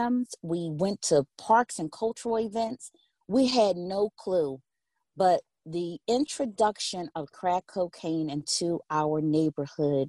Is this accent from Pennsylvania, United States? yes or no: yes; Philadelphia, Pennsylvania, United States; I grew up in West Philadelphia, close walking distance to Drexel University and University of Penn